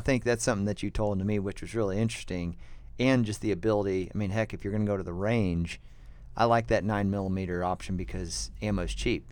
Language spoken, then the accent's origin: English; United States; we're American